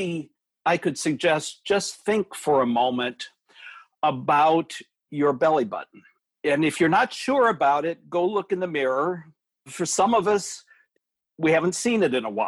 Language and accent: English; United States; as American adults